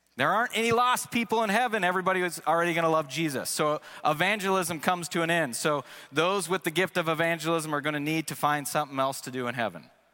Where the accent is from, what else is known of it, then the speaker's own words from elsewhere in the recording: Seattle, Washington, United States; first language English; moved away as an adult; also born or lived in Missouri; I grew up in Seattle, so it was something that I took for granted. That's until I moved to the state of Missouri